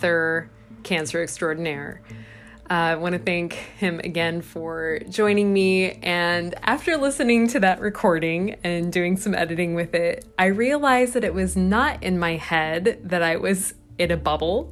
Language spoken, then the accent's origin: English; Des Moines, Iowa, United States; now in Milwaukee, United States; I will be back in my hometown